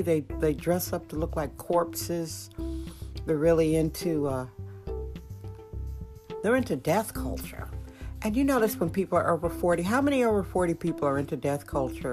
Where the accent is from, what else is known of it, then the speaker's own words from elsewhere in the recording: Milwaukee, Wisconsin, United States; now in San Francisco, United States; That's a suburb of Milwaukee, my hometown, Milwaukee, Wisconsin